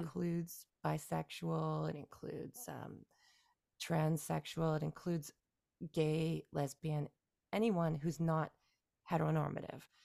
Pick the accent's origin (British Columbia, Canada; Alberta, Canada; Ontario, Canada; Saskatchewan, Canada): Ontario, Canada; just outside of Toronto; first language English; moved away as an adult; now in Beijing, China; I was born and raised in Canada, yeah, just outside of Toronto, Canada, and, uh, lived in Canada and in the province of Ontario, until my early thirties